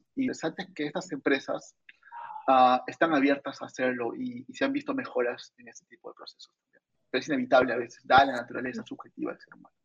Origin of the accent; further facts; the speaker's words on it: Arequipa, Peru; yo soy de una universidad nacional, vengo de Arequipa